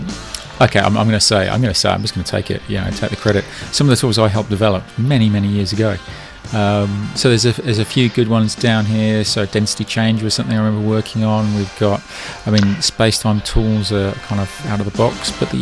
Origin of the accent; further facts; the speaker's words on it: England, United Kingdom; now in New Zealand; I'm English